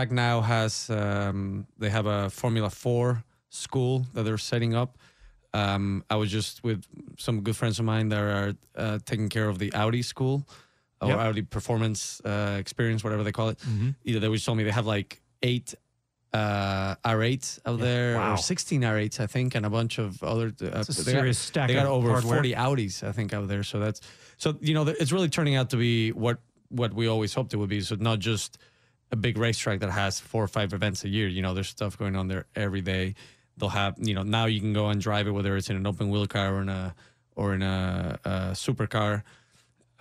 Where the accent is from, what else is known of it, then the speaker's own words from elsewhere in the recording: Austin, Texas, United States; also born or lived in Mexico City, Mexico; I'm from Mexico City originally, but I grew up in Austin